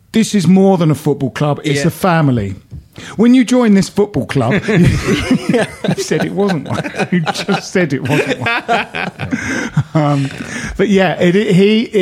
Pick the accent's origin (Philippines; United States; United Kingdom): United Kingdom; Bromley, London; we're from around there